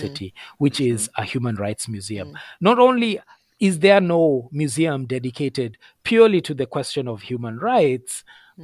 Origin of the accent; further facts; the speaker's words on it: Kenya; now in Canada; growing up in Kenya